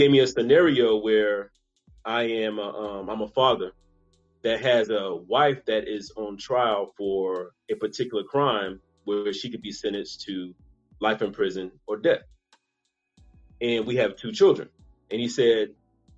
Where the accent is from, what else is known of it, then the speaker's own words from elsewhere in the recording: Charleston, South Carolina, United States; accent: Geechee/Gullah; now in Atlanta, United States; I'm originally from Charleston, South Carolina. That's home.